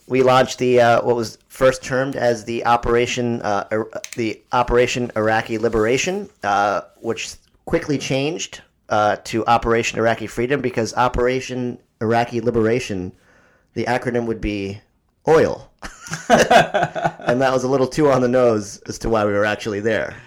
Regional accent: East Coast, United States; growing up on the East Coast

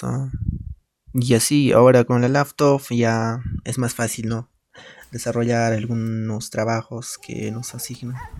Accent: a village in Cusco, Peru; a mi pueblo, a mi comunidad

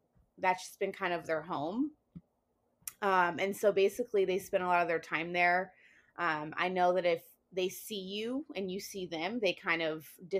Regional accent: Riverside, California, United States; moved away as an adult; I am from Riverside, California. I moved there right when like high school started

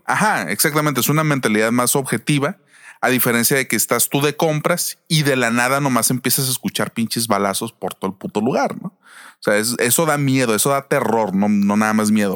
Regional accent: Mexico; nosotros como mexicanos que vivimos en México

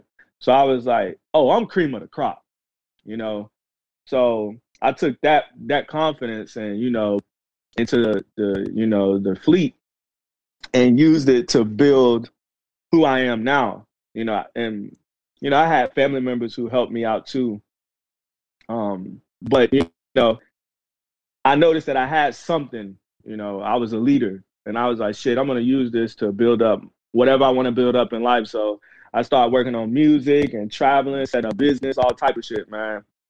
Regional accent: the Carolinas, United States; right now I claim, you know, the Carolinas the most. That's gotcha. The place that raised me the most, but my family from Mississippi.

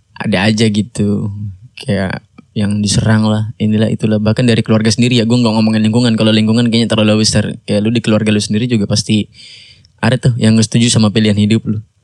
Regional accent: Bekasi, West Java, Indonesia; Gua orang Bekasi

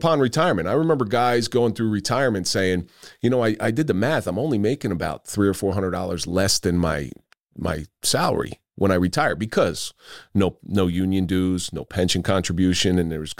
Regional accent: New Jersey, United States; accent: South Jersey; now in North Jersey, United States; So living in North Jersey as long as I have, I've lost my South Jersey accent. But every once in a while, people will tell me it creeps in.

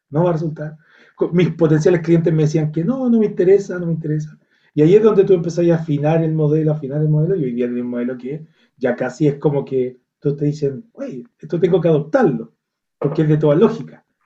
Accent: Viña del Mar, Valparaíso, Chile; yo soy de Viña del Mar, una región

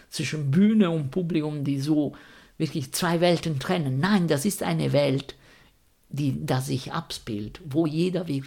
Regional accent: Rome, Lazio, Italy; ich bin Italiener und wenn man in Italien ähm, irgendwie religiös ist, beziehungsweise ich komme aus Rom, das ist alles, was in Rom ist, katholisch

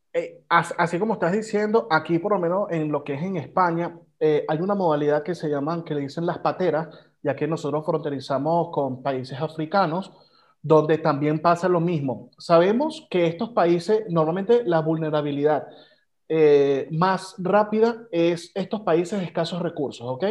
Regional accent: Venezuela; como venezolanos

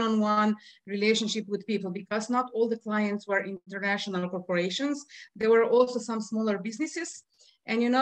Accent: Slovenia; also born or lived in Piran, Slovenia; I'm from Slovenia

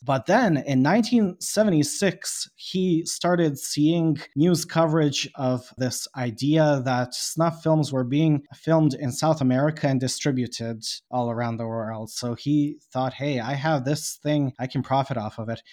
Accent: Bosnia & Herzegovina; I am from Bosnia

